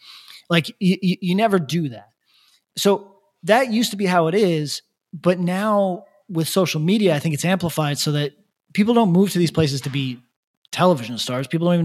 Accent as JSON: {"language": "English", "region": "California", "country": "United States", "said": "I'm from California. I came over here to act on those thoughts."}